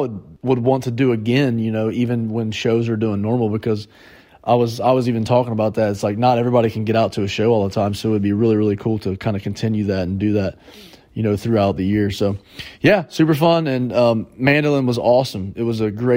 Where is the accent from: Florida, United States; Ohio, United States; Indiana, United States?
Ohio, United States; near Fort Laramie; That's near my hometown